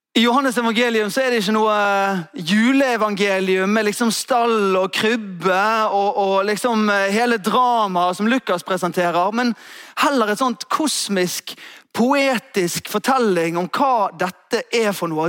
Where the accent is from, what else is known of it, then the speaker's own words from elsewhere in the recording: Askøy, Vestland, Norway; Der jeg vokste opp, så var det ute på Askøy